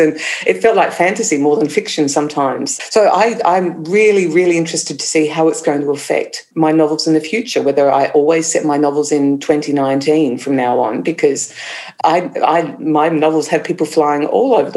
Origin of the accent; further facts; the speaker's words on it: Clare Valley, South Australia, Australia; moved away as an adult; also born or lived in Melbourne; now in Dublin, Ireland; I grew up in the Clare Valley of South Australia